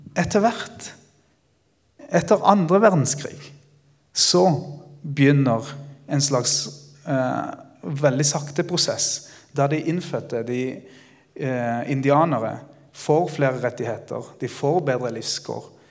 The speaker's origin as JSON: {"language": "Norwegian", "country": "Ecuador", "tie": "born or raised there", "also_born_or_lived": "Greipstad, Norway / Bergen, Norway / Kristiansand, Norway", "moved": "yes", "lives_now": "Peru", "said": "jeg er født og oppvokst i Ecuador"}